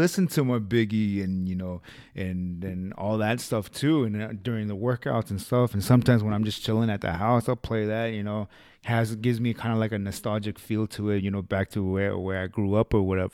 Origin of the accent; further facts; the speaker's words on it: the West, United States; I grew up here out in the West